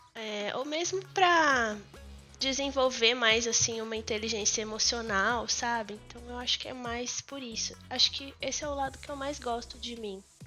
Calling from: São Carlos, São Paulo, Brazil; first language Portuguese; Eu falo de São Carlos, interior de São Paulo

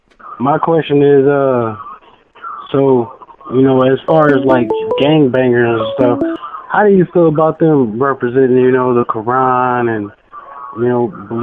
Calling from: Chattanooga, Tennessee, United States; I'm calling from Tennessee, Chattanooga.

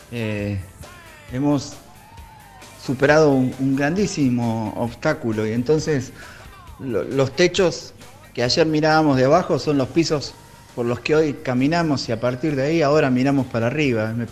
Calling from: La Pampa, Argentina; de La Pampa.

